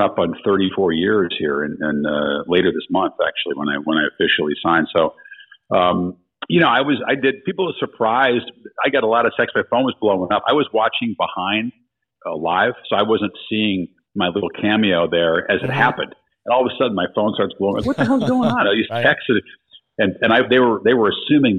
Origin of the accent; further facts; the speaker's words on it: outside of Chicago, Illinois, United States; I grew up outside of Chicago.